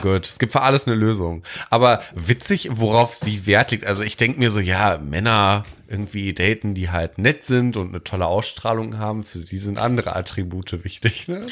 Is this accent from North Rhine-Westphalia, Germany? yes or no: yes; Detmold, North Rhine-Westphalia, Germany; meine, äh, ja, Stadt, wo ich groß geworden bin als Jugendlicher